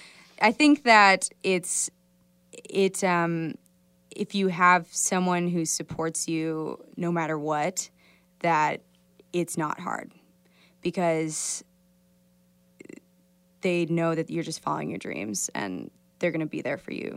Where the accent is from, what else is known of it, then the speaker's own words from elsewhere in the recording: Midwest, United States; This is a song that I wrote about the Midwest, about my hometown, my family.